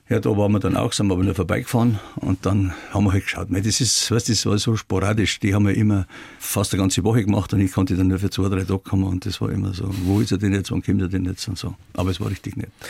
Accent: Traunstein, Bavaria, Germany; ich bin in der Haslacher Straße geboren und das Priesterseminar war ungefähr 600 Meter weg. Und als ich dann 17 oder 16, 17 Jahre alt war, dann habe ich dann die Taucherausbildung gemacht und die konnte man in Traunstein ja nur im Priesterseminar machen

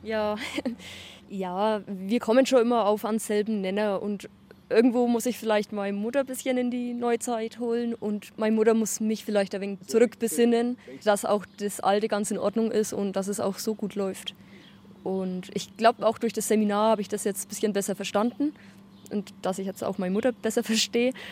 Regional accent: Upper Franconia, Bavaria, Germany; born or raised there

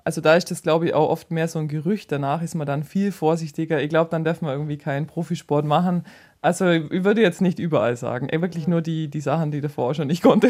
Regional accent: near Kempten, Allgäu, Bavaria, Germany; Ich komme eben aus der Nähe von Kempten

